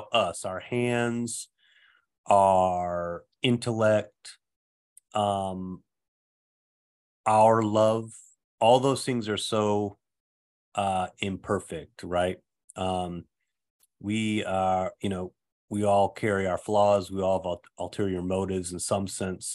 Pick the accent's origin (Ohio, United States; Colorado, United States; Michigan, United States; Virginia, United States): Michigan, United States; Saginaw; my hometown of Saginaw, Michigan